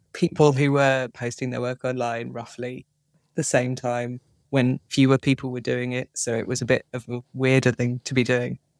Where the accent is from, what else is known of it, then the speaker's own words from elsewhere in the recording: Plymouth, South West England, United Kingdom; moved away as an adult; also born or lived in Edinburgh; I grew up in Plymouth